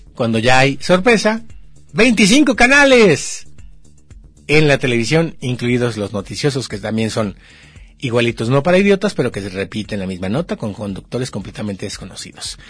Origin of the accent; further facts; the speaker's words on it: Mexico; porque somos mexicanos